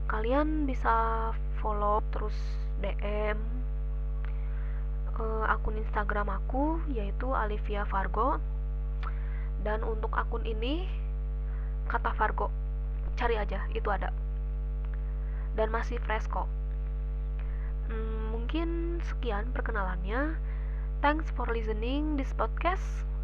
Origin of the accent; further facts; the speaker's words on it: Pekanbaru, Riau, Indonesia; born there; now in Bandung, Indonesia; aku lahir di Pekanbaru 30 Januari 2002 tapi aku bukan orang asli sana ya aku pendatang juga